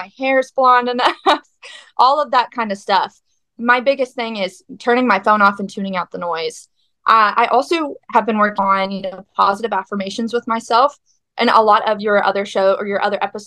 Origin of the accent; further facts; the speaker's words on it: Weatherford, Texas, United States; I am from Weatherford, Texas.